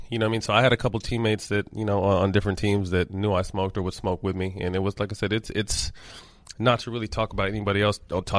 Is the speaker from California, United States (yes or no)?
yes; Sacramento, California, United States; But growing up in Sacramento, I was a huge Laker fan, but then kind of became a Kings fan